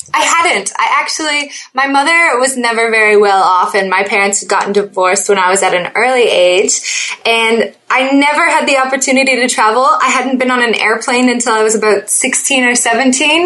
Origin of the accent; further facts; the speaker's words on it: Oakville, Ontario, Canada; also born or lived in Niagara Falls / Toronto; I was born in Oakville, Ontario